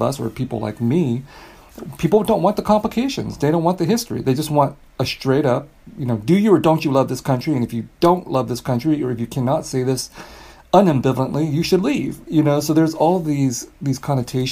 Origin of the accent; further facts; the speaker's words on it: California, United States; I grew up in California